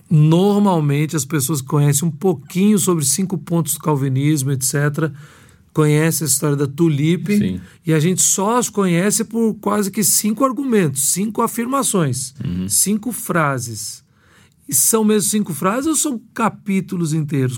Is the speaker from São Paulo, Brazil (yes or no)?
no; Belo Horizonte, Minas Gerais, Brazil; Eu sou de Belo Horizonte, né, mineiro